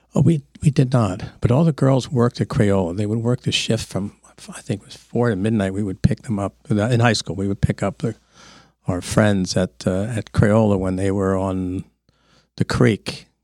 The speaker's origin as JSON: {"language": "English", "town": "Easton", "region": "Pennsylvania", "country": "United States", "tie": "born or raised there", "said": "I grew up across the, well, now across the, uh, parking lot on Hamlin Street"}